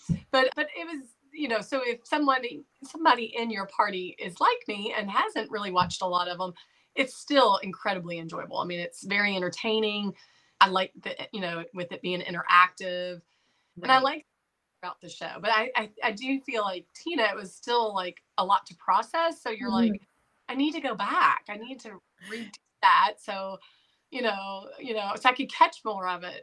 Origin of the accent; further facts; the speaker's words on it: Kentucky, United States; Southern. I'm from Kentucky